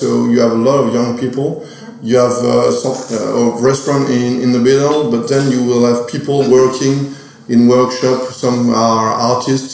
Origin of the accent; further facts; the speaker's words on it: Oger, Grand Est, France; I'm from Auger. My family is from Auger